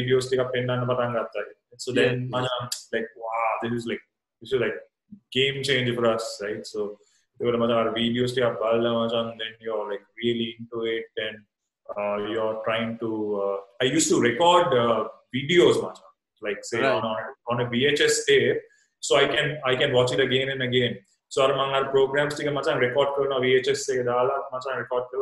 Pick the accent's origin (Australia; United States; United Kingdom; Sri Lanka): Sri Lanka; Colombo, Western Province; moved away; also born or lived in Wattala; I was born and raised in Colombo, so I was born in Vattala, Maheson, and during the 83. Riots, my mom moved with my brother and I to Kalpiti